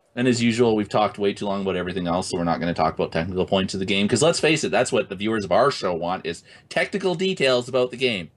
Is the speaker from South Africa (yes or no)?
no; Canada; I'm Canadian